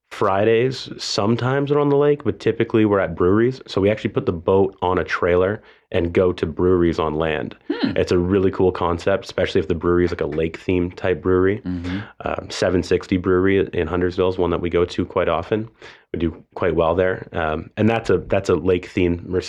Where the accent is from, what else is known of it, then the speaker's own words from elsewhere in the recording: Toronto, Ontario, Canada; moved away; So I mean, I moved here from a different country. I moved here from Toronto, Canada